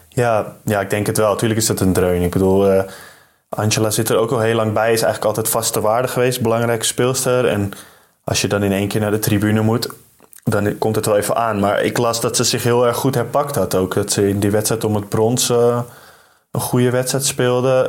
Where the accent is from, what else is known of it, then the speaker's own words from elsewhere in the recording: Amsterdam, North Holland, Netherlands; moved away as an adult; also born or lived in Dormagen; ik uit Amsterdam kom